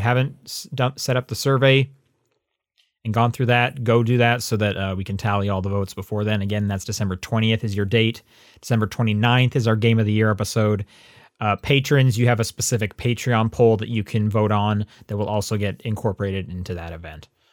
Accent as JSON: {"language": "English", "town": "Calgary", "region": "Alberta", "country": "Canada", "said": "I was from Calgary"}